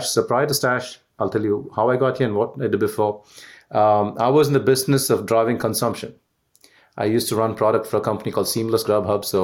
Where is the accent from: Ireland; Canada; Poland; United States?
Canada; I'm Canadian right now the Canada, US, UK, and India.